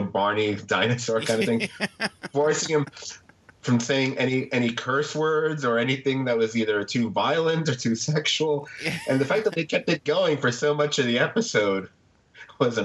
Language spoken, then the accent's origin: English; New York City, New York, United States; I'm a New Yorker